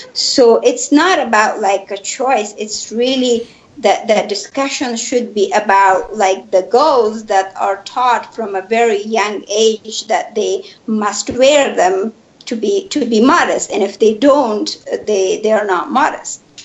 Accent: Kabul, Afghanistan; now in United States; in my hometown Kabul

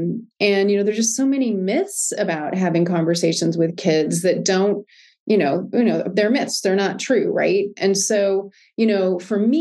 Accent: United States; I'm American

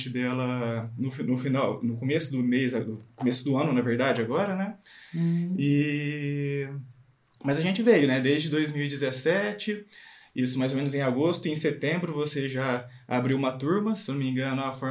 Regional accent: Bauru, São Paulo, Brazil; Nós somos de Bauru, interior de São Paulo.

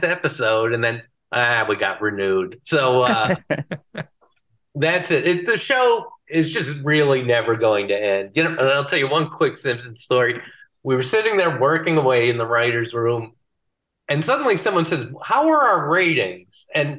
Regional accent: Bristol, Connecticut, United States; my hometown, Bristol, Connecticut

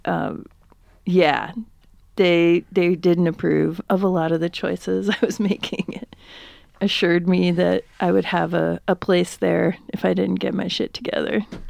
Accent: Upper Peninsula of Michigan, United States; where I grew up, we had one grocery store, and it was called Red Owl

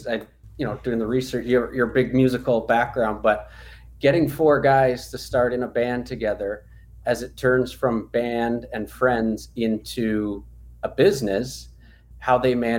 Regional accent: Colorado, United States; also born or lived in Southern California; I grew up in Colorado

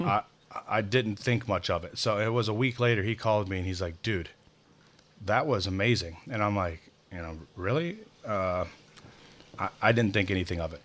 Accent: Midwest, United States; being a Midwesterner

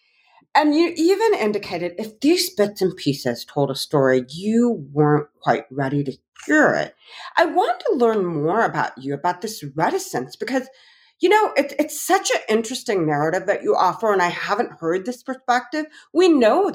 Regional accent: the North, United States; I'm from the North, though, I have to add, and I'm an Indian American woman born and raised in this country

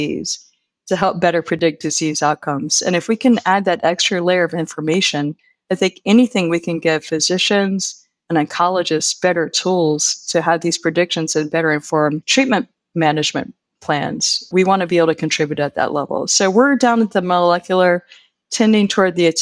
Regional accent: Virginia Beach, Virginia, United States; moved away as an adult; also born or lived in Blacksburg, Virginia / State College, Pennsylvania; now in Pennsylvania, United States; I'm originally from Virginia Beach, Virginia, that sort of area, the Norfolk area

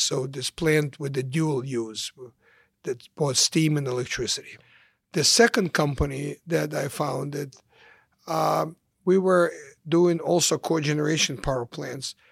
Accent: Ukraine; English is a second language; moved away as an adult; also born or lived in Kyiv, Ukraine / Chicago, United States; now in United States; I came to the United States in nineteen seventy-six as a refugee from the former Soviet Union, from Ukraine

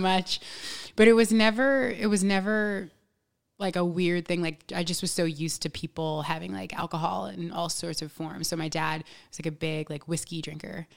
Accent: New York, United States; I'm from New York. I was born here

